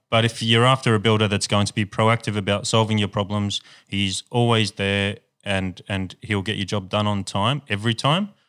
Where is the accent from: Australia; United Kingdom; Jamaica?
Australia; Sydney, New South Wales; we grew up in, in the ghetto of Sydney